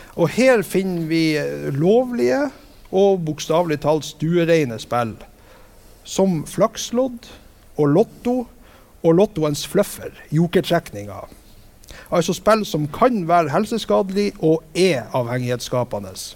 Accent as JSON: {"language": "Norwegian", "town": "Vestbygda", "country": "Norway", "tie": "born or raised there", "said": "hjemme i Vestbygda"}